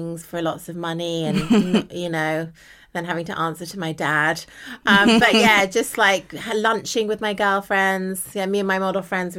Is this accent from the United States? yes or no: no; United Kingdom; I'm a British model.